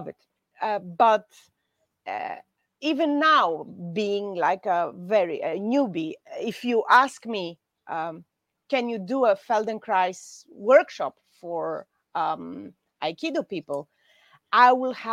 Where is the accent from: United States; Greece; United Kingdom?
Greece; in Greece in August, we don't work